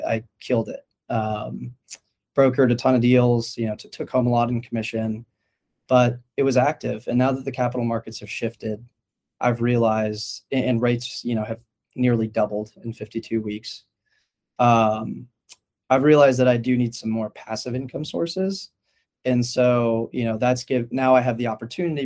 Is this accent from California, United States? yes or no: yes; Palo Alto, California, United States; I grew up in Palo Alto, which is kind of the heart of the Silicon Valley